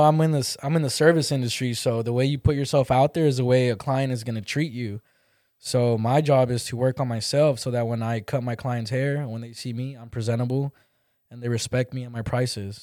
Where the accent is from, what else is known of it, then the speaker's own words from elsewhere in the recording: California, United States; moved away; I grew up in Cali